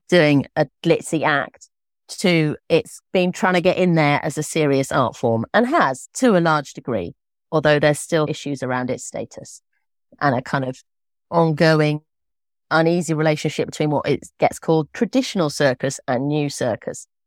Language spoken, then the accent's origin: English; Islip, South East England, United Kingdom; I was born in Islip in Oxfordshire to two medieval historians.